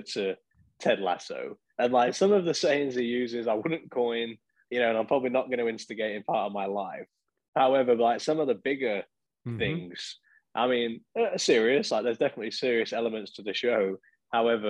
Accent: Lincoln, East Midlands, United Kingdom; my hometown team, Lincoln

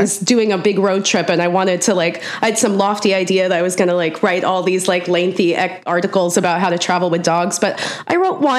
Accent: St. Louis, Missouri, United States; moved away as an adult; also born or lived in East Coast; now in Los Angeles, United States; I grew up in St. Louis. From about 9 until high school. So basically from St. Louis, and then I went to school on the East Coast and then bounced around a lot of places.

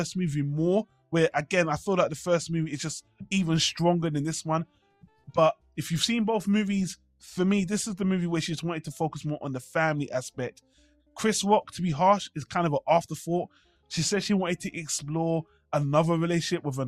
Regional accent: United Kingdom; I'm British

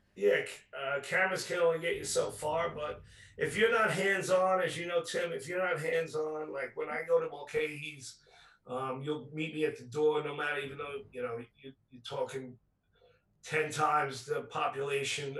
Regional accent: New York City, New York, United States; I grew up in Rockaway Beach

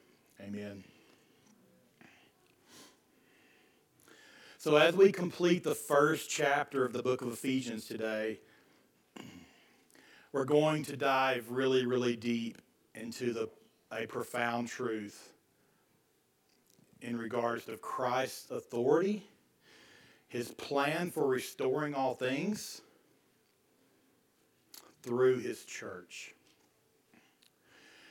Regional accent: Deep East Texas, United States; moved away; growing up in Deep East Texas

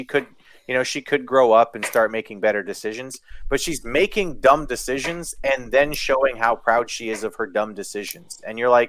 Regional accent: Kenora, Ontario, Canada; where I grew up in Kenora

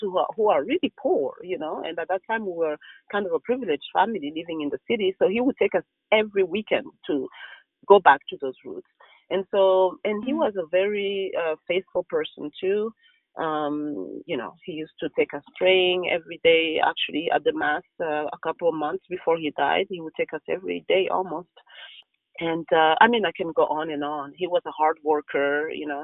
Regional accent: Rwanda; moved away; when we were growing up in Rwanda

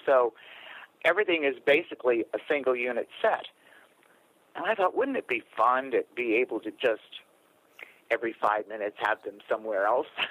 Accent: New York, United States; I was raised in New York State and my parents were born and raised in New York City

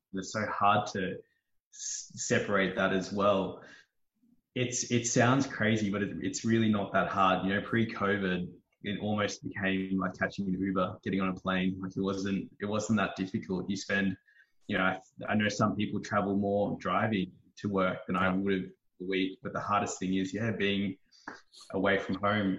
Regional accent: Melbourne, Victoria, Australia; moved away as an adult; also born or lived in Gold Coast, Queensland; I grew up in Melbourne, and then I moved to Queensland or the Gold Coast for me.

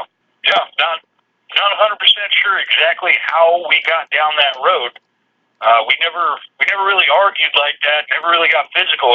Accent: Kitsap County, Washington, United States; I grew up in Kitsap County in Washington State

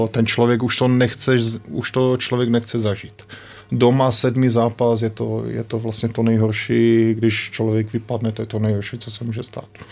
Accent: Ostrava, Moravian-Silesian Region, Czechia; moved away as an adult; also born or lived in Germany; now in Slovakia; my jsme z, z Ostravy

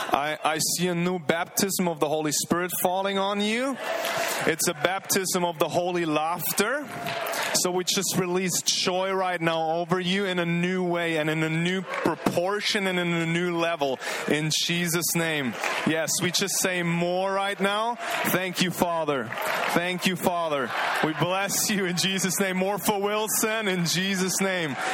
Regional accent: Germany; moved away as an adult; now in Redding, United States; from Germany, 28 years old.

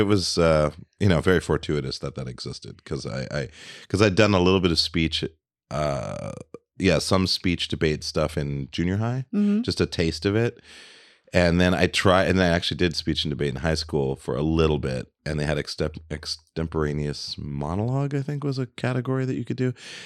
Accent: London, United Kingdom; also born or lived in Berlin, Germany; I grew up in London, you know, not too far out from my mom's place. It's like, it's about like maybe three miles away from Hackney Wick, around that area.

